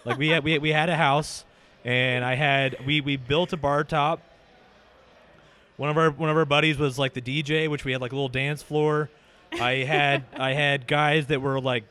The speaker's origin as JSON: {"language": "English", "town": "Seattle", "region": "Washington", "country": "United States", "tie": "born or raised there", "also_born_or_lived": "Marietta, Ohio", "said": "I was born and raised in Seattle"}